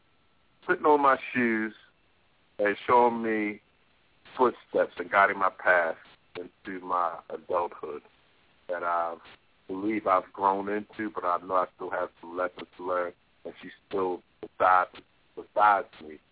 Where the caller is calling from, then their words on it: Randallstown, Maryland, United States; Calling from the Randallstown area of town.